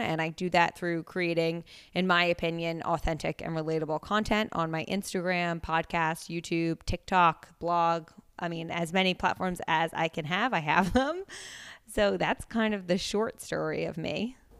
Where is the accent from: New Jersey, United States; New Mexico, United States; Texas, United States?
New Jersey, United States; Princeton; moved away as an adult; also born or lived in Pennsylvania; now in New York, United States; I am originally from Princeton, New Jersey. technically, I guess I was born in New York, but we moved when I was, like, three, so I don't have any memories of that time. And I grew up in Jersey.